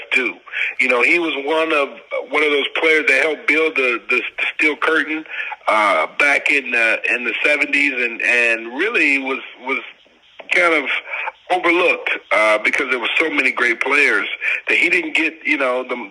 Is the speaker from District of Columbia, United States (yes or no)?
no; Detroit, Michigan, United States; born or raised there; moved away as an adult; also born or lived in St. Louis / Pittsburgh